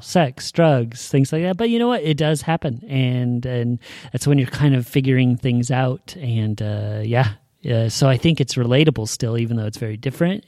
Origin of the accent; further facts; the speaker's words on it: Salem, Oregon, United States; I was born and raised here in Salem